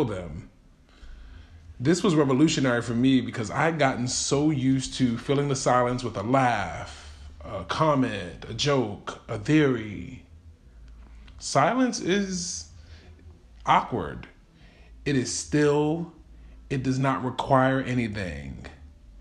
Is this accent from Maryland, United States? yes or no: yes; Baltimore, Maryland, United States; Growing up in Baltimore City